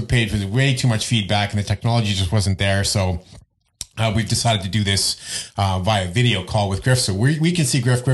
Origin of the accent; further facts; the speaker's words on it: Canada; now in Australia; I'm a Canadian surrounded by Brummies